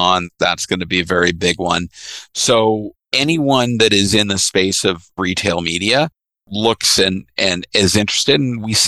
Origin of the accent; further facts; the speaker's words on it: Canada; I'm the Canadian in the group